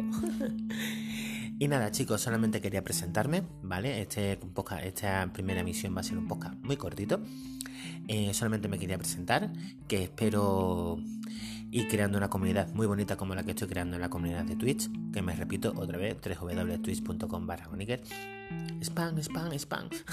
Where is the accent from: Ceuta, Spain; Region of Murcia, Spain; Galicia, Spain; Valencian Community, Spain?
Ceuta, Spain; soy de Ceuta, una ciudad muy española